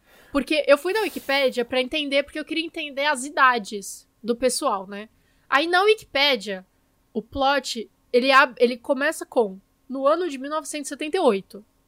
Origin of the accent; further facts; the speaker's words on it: Brazil; nós somos brasileiros e conversamos um com os outros em português